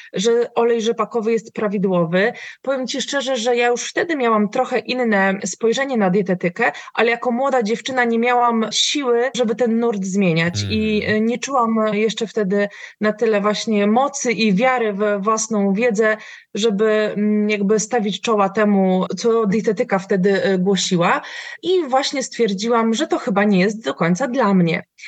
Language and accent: Polish; Tricity, Pomeranian Voivodeship, Poland; ja jestem, e, z Trójmiasta